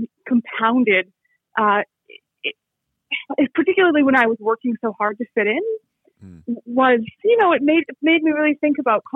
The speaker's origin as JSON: {"language": "English", "country": "United States", "accent": "American", "said": "American accent and that's not going to change. And it's the kind of thing where, you know, I understand my accent marks me as an outsider."}